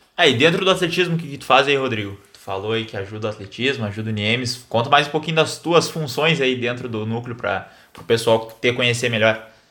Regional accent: Santa Maria, Rio Grande do Sul, Brazil; sou natural aqui de Santa Maria

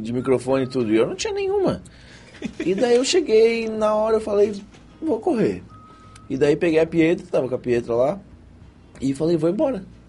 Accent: Santa Rosa do Sul, Santa Catarina, Brazil; also born or lived in Praia Grande; sou de Santa Rosa do Sul, nascido em Praia Grande, ou seja, eu sou da região aqui mesmo, não saí daqui

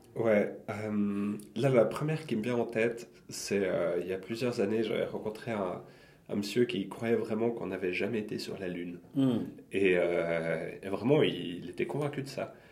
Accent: Lausanne, Vaud, Switzerland; chez nous, à Lausanne

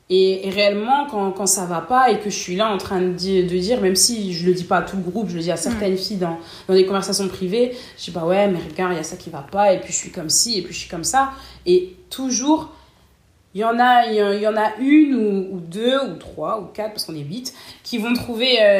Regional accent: Cameroon; now in Lille, France; moi, je suis camerounaise, sénégalaise guinéenne. Et on est, euh, on est combien de Camerounais en groupe

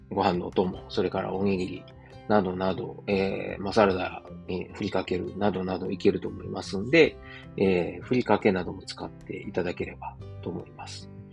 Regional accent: Osaka, Japan; moved away as an adult; now in Germany; 自分の実家であるですね、駒川、東屋、はい、親父とおかんがやってる、えー、大阪、駒川いうところでね

